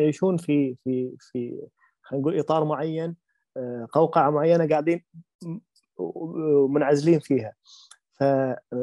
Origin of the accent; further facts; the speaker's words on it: Kuwait; عندنا عندنا بالكويت